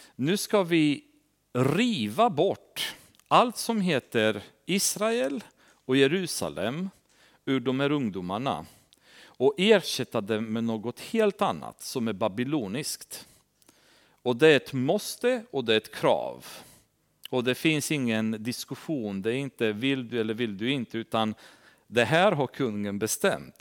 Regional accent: Transylvania, Romania; now in Sweden; Vi har Transsylvanien, där jag kommer ifrån

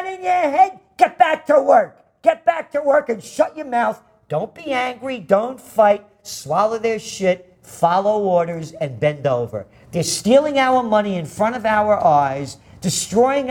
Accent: United States; I'm an American

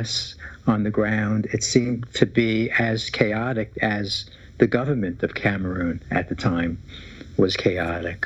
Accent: New York City, New York, United States; The Bronx

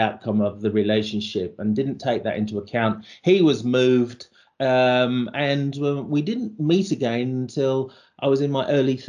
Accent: rural Lincolnshire, East Midlands, United Kingdom; moved away; growing up in Lincolnshire, I was the only person of colour in that kind of very rural, white, working class environment

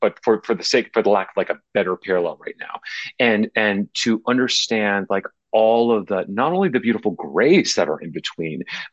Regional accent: New Jersey, United States; moved away; I grew up in New Jersey. I grew up about 20 miles west of New York, in a kind of 19th century suburb

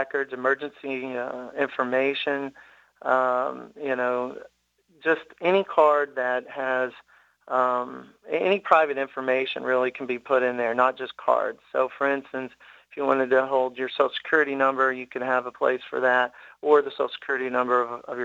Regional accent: Tennessee, United States; born and raised in Tennessee, you're a Vol for life

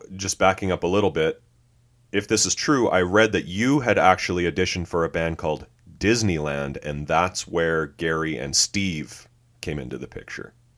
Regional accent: Canada; We're Canadian.

